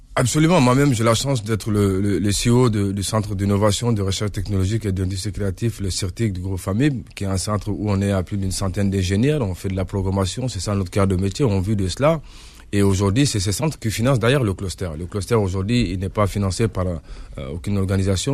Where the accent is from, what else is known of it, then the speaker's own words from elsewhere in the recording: Montreuil, Île-de-France, France; moved away as an adult; now in Mali; je suis de Montreuil, je grandis, sur la diaspora malienne de France